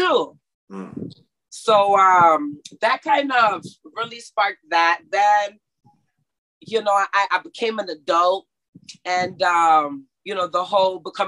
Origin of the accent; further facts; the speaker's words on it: Mexico; moved away; also born or lived in Texas, United States; I grew up in Mexico, but I was in school in America, right? So I went to Texas school